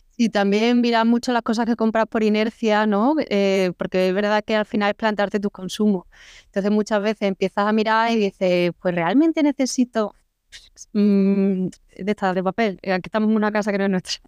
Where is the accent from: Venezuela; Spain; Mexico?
Spain; Córdoba, Andalusia; moved away; also born or lived in Madrid; yo soy de Córdoba